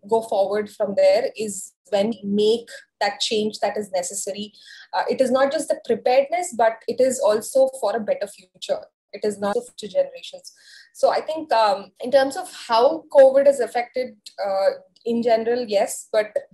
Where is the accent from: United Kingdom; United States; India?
India; as Indian culture